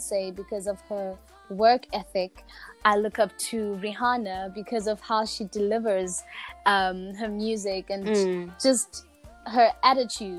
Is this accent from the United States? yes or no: no; Ladysmith, KwaZulu-Natal, South Africa; born and bred in Ladysmith, KZN, South Africa